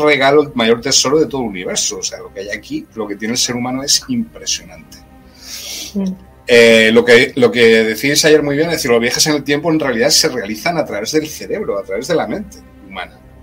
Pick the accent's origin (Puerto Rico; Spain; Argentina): Spain; Granada, Andalusia; Granada, donde yo nací